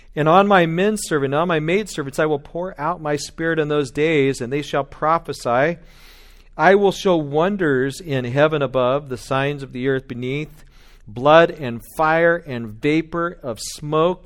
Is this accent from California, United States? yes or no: yes; Bakersfield, California, United States; I'm from Bakersfield.